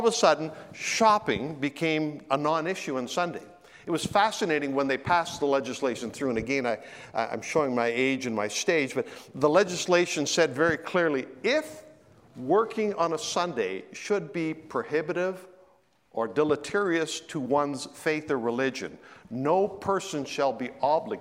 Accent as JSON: {"language": "English", "region": "Ontario", "country": "Canada", "tie": "born or raised there", "said": "I grew up in Ontario"}